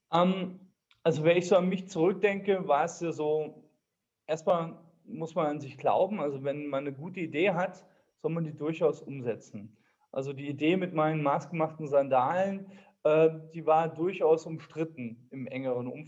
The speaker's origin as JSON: {"language": "German", "town": "Homberg", "country": "Germany", "said": "Ich komme aus Homberg."}